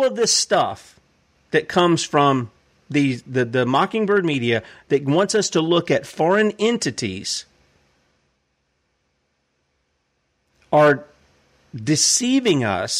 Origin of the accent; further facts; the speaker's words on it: United States; We, as the American people